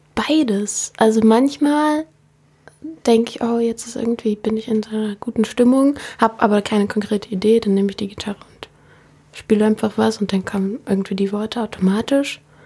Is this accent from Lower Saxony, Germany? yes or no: no; Berlin, Germany; ich komme aus Berlin. Ich bin in französisch Buchholz aufgewachsen.